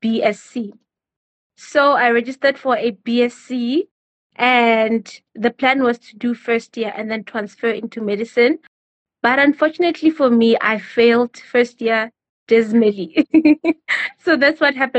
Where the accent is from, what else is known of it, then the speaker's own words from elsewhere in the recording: Boksburg and Benoni, Gauteng, South Africa; also born or lived in Bolobedu, Limpopo; I was raised between Boksburg and Benoni.